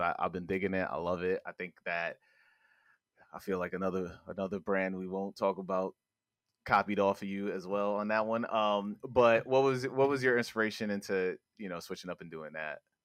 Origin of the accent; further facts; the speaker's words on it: New York, United States; I live in the city, I'm from New York